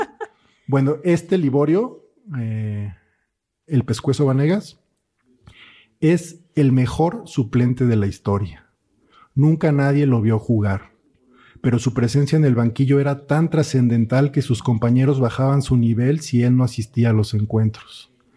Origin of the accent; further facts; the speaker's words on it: Mexico City, Mexico; yo soy de aquí de la Ciudad de México